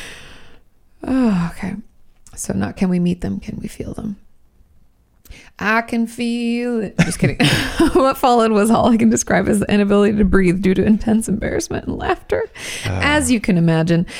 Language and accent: English; United States; I'm from America